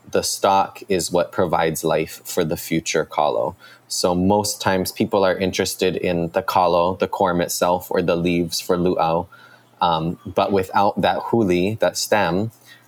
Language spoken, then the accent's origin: English; Kaneohe, Hawaii, United States; now in Hilo, United States; I am from Kaneohe, but currently living in Hilo, Hawaii.